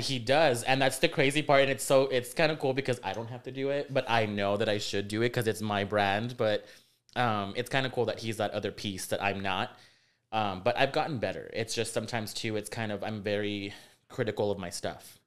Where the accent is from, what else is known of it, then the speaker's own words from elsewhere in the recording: Rio Grande Valley, Texas, United States; moved away as an adult; also born or lived in Jackson, Mississippi; now in San Antonio, United States; was raised in uh, the Rio Grande Valley, um, born in Jackson, Mississippi